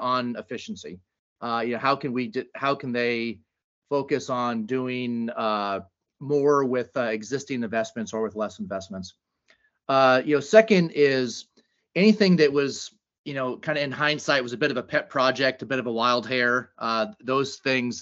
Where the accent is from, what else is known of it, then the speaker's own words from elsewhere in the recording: California, United States; I am a California kid here in Silicon Valley